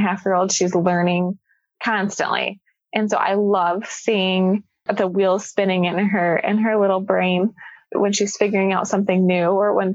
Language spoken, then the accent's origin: English; Jackson, Michigan, United States; moved away as an adult; now in Grand Rapids, United States; I'm actually not from this area. I'm from Southern Michigan, down by Jackson